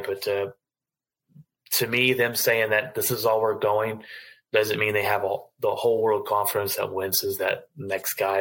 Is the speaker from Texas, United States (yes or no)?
yes; Fort Worth, Texas, United States; I'm born and raised in Fort Worth